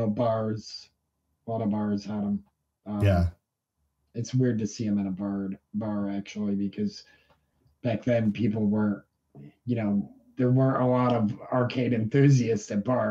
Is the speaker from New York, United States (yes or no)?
yes; New York, United States; also born or lived in Vermont; Yeah, I grew up in upstate New York.